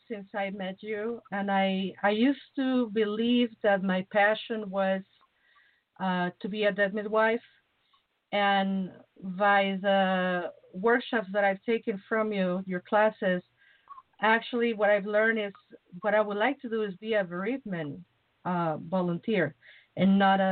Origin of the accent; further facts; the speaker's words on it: Mexico; now in Chicago, United States; I'm from the tropic, you know. I'm from Mexico